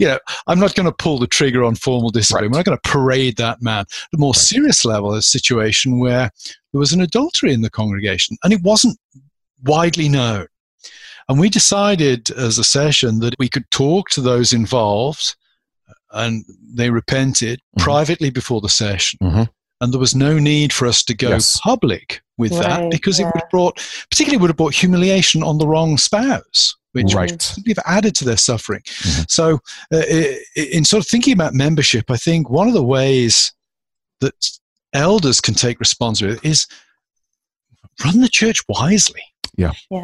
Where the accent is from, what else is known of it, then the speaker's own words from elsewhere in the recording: United Kingdom; now in United States; I'm a British citizen